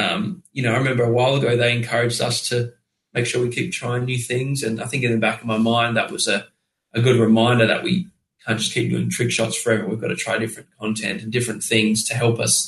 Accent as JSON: {"language": "English", "country": "Australia", "said": "we're Australian"}